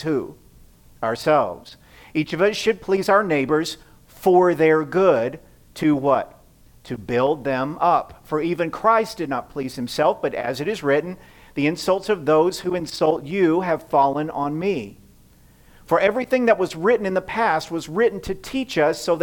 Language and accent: English; the South, United States; now in Midwest, United States; I grew up in the South where people-pleasing is an art form